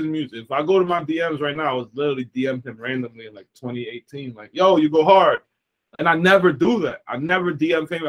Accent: New Jersey, United States; also born or lived in New York; I'm from Jersey.

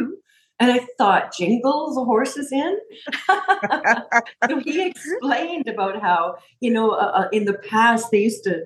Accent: Canada; I grew up in Canada

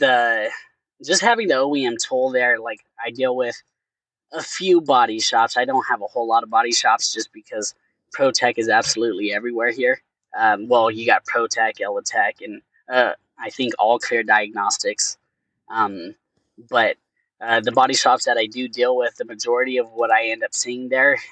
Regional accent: California, United States; now in Texas, United States; I'm actually from California

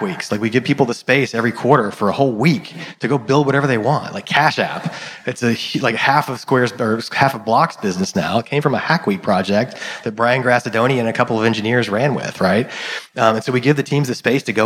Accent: Texas, United States; I grew up in Texas

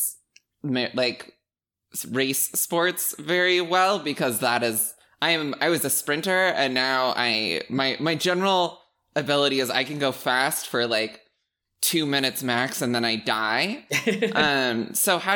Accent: Canada; I'm very Canadian

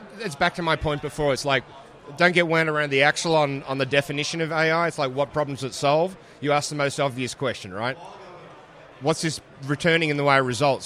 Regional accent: Australia; accent: Australian; moved away as an adult; also born or lived in Seattle, United States / Toronto, Canada / Ottawa, Canada; now in Atlanta, United States; my stupid australian accent

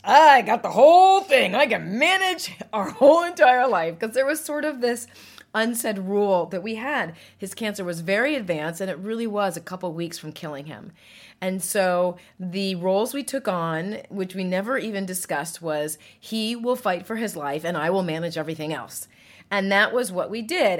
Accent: United States; I'm an American, proud of it, and, and we are fiercely independent people

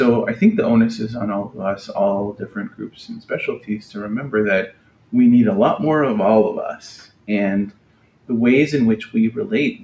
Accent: Canada; moved away; I'm a Canadian. I'm not living in Canada right now

